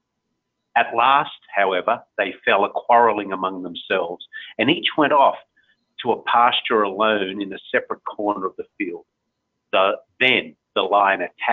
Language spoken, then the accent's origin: English; Australia; moved away; in my home country, in the middle of the desert